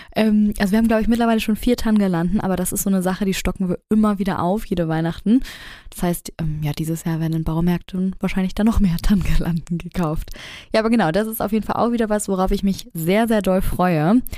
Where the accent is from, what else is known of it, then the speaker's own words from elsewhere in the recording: Hamburg, Germany; bei uns in Hamburg